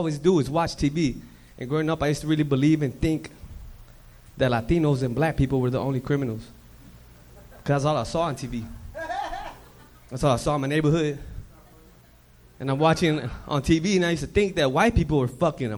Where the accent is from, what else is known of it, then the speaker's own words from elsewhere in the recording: Los Angeles, California, United States; also born or lived in East LA; We grew up in Watts